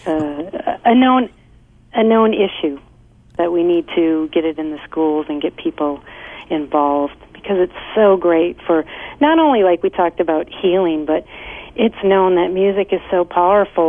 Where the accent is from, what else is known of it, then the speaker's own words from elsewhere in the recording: Midwest, United States; also born or lived in Lake Michigan; now in Southern California, United States; I'm from the Midwest